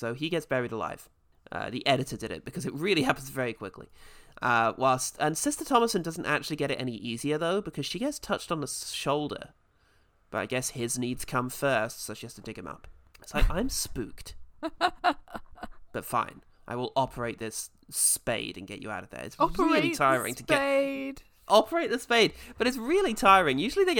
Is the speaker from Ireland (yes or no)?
yes; Ireland; I'm Irish.